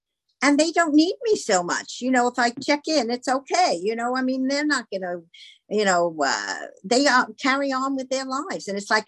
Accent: Palm Beach, Florida, United States; you're from Naples, I'm from Palm Beach, and here we are.

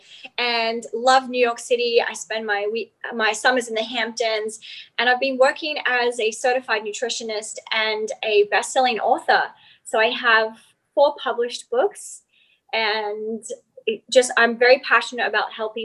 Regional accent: Outback, Australia; I grew up in Outback Australia, actually.

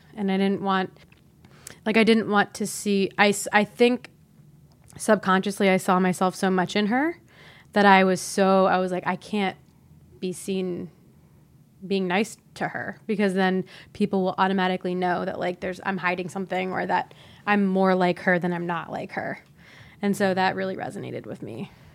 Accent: Ohio, United States; I grew up in Ohio

